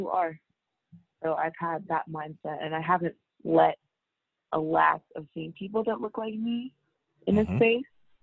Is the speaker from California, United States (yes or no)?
yes; Bay Area, California, United States; I'm from the Bay Area